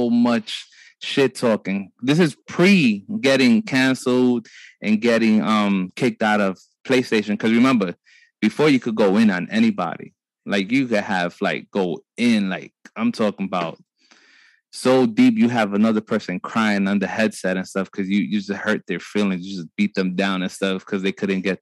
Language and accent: English; New York City, New York, United States; growing up in Brooklyn, in my little block